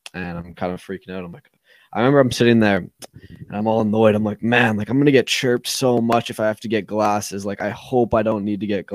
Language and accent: English; Burlington, Ontario, Canada; I grew up in Burlington, Ontario, and played hockey